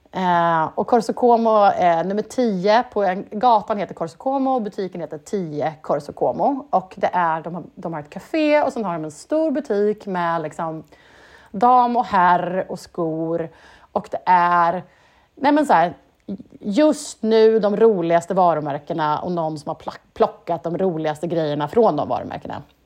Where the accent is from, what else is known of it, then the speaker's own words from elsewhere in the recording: Sweden; som svensk